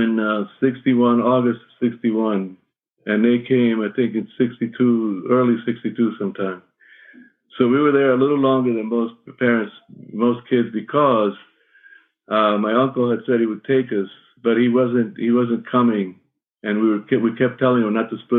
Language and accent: English; Cuba; moved away; in my youth and my growing up in Cuba